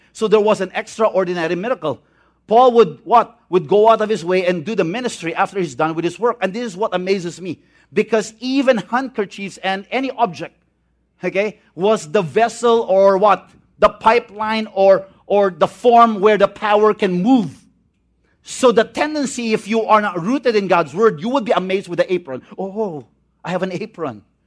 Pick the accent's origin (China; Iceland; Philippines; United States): Philippines; Visayas; I'm from the Visayan area.